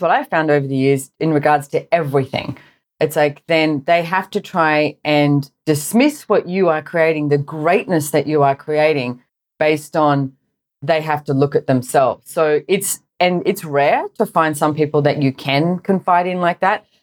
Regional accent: Sydney, New South Wales, Australia; I grew up in Sydney, Australia

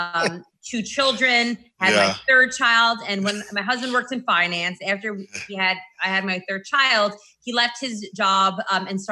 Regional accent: New York City, New York, United States; moved away as an adult; also born or lived in Boston; now in New Jersey, United States; So I am a born and bred New Yorker. I grew up in the Bronx.

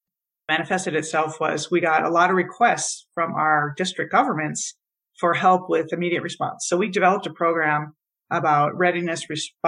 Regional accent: Michigan, United States; I grew up in Michigan taking water for granted

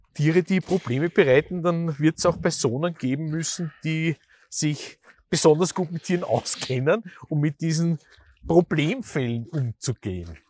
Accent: Vienna, Austria; als Wiener

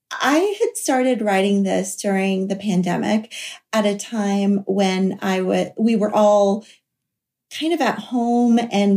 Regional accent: the South, United States; So like Rira, I grew up in the South.

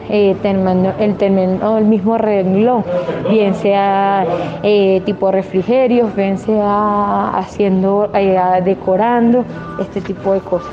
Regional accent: Caracas, Capital District, Venezuela; moved away as an adult; now in Colombia; Soy de Caracas

